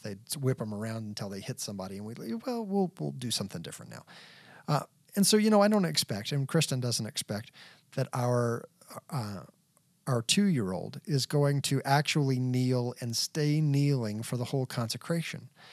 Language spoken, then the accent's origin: English; Texas, United States; also born or lived in New Hampshire / Kentucky / Kansas; now in Colorado Springs, United States; I'm a Texas boy. I grew up in Texas